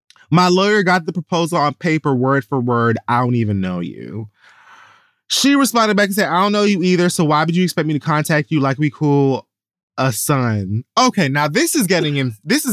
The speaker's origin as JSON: {"language": "English", "town": "Atlanta", "region": "Georgia", "country": "United States", "said": "Like, I'm really from Atlanta."}